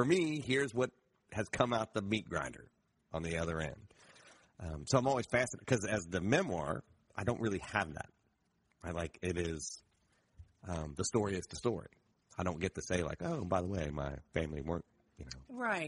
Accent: Appalachia, United States; And so if I wrote about being Appalachian in those different places, I have different emotional feelings about the exact same thing within me, which obviously Appalachia is not a race, but it's an identity of culture.

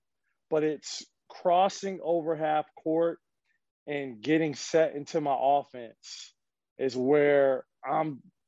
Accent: Minnesota, United States; now in Florida, United States; I'm from Minnesota

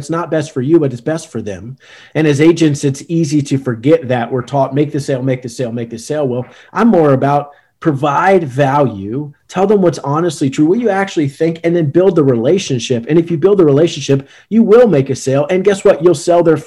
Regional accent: Richmond, Virginia, United States; moved away as an adult; now in Newport News, United States; I'm from Richmond, Virginia originally, and went back home

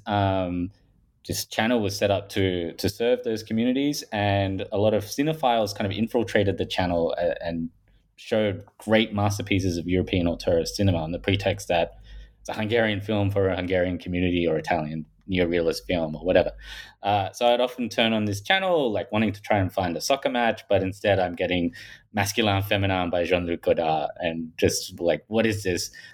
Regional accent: Australia; accent: Paul Hogan style; I'm from Australia, if people haven't picked that up from my, um, Paul Hogan style accent

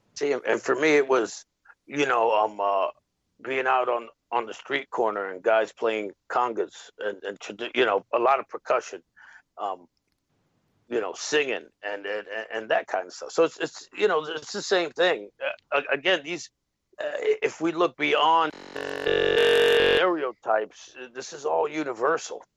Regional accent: New York City, New York, United States; growing up in the Bronx as a Puerto Rican kid, South Bronx in the '80s.

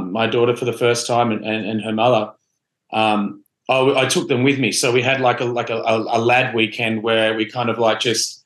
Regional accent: Australia; now in New York, United States; I'm Australian

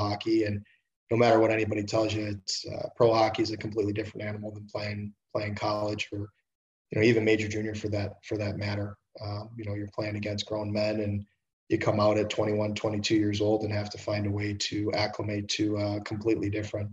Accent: Detroit, Michigan, United States; also born or lived in Toronto / Markham / Oxford, Ohio; I grew up in Detroit, played minor hockey here

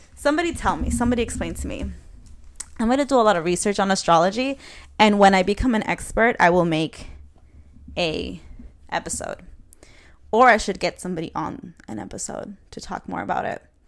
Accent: New York City, New York, United States; I'm from Queens, New York

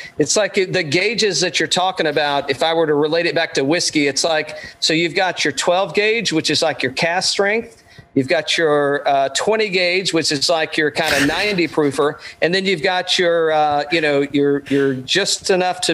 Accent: East Tennessee, United States; I grew up in East Tennessee

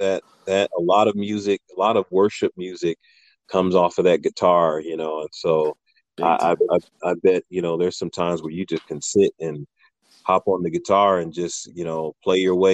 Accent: Philadelphia, Pennsylvania, United States; moved away; being from the Philadelphia area originally

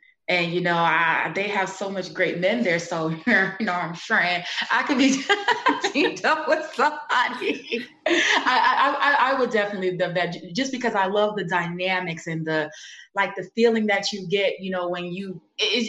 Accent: New York City, New York, United States; I'm from Brooklyn, New York, you know, Sumner Projects, that's right near Marcy Projects

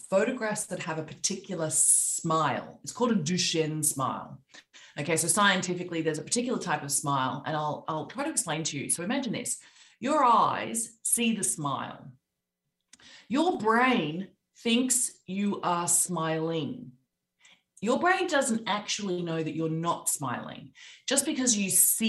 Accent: Australia; accent: Australian; moved away as an adult; also born or lived in London / New York; I'm Australian, as you can hear by my accent

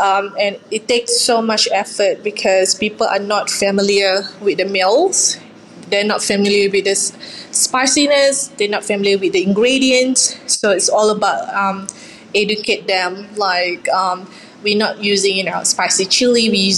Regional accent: Johor, Malaysia; English is a second language; now in Ballarat, Australia; a Johor laksa, which from my hometown.

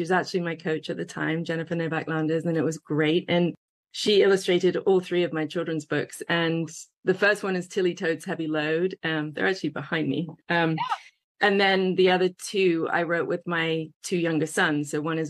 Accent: England, United Kingdom; moved away as an adult; I came over from England to a big hotel, and I was an intern making these massive vats of coleslaw.

